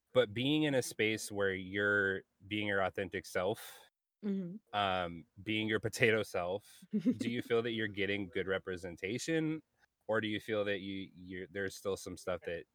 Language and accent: English; South Carolina, United States; also born or lived in Montana / California; I grew up in South Carolina, North Carolina, Montana, California, really bad spot in California, by the way, on Compton Street in Crenshaw.